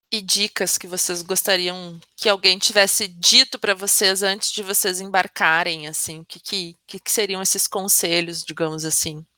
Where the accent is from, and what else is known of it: Brazil